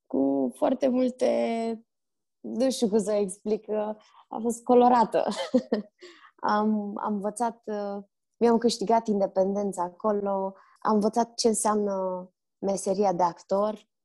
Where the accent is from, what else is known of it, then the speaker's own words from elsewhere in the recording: Romania; also born or lived in Barcelona / Turkey; m-am născut în Barcelona, fratele meu în Turcia, așa că noi am crescut printre străini de la o vârstă fragedă. La șase ani mi se pare că ne-am întors din Turcia în România